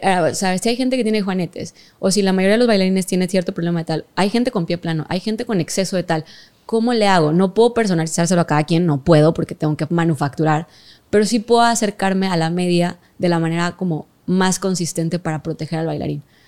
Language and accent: Spanish; Mexico; yo soy de México